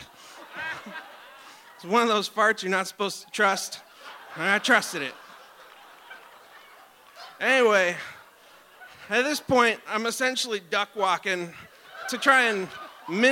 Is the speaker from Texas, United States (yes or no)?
no; Talkeetna, Alaska, United States; I grew up in Talkeetna